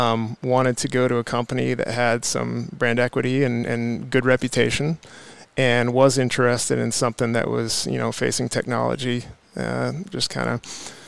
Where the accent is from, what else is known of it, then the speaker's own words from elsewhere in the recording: Pacific Northwest, Washington, United States; also born or lived in Bellingham, Washington / southern Idaho; So anyway, I'm born and raised in the Pacific Northwest and been many places between then and now